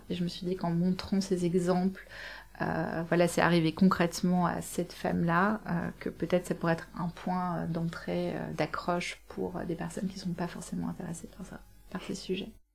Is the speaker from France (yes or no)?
no; Belgium; je suis belge